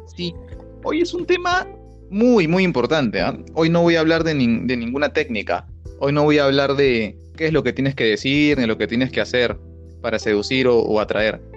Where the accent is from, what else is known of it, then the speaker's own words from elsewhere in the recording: Lima, Peru; accent: peruano; nosotros los limeños, los peruanos